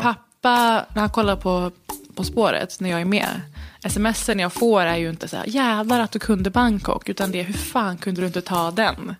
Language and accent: Swedish; Stockholm, Stockholm County, Sweden; jag är ju född i Stockholm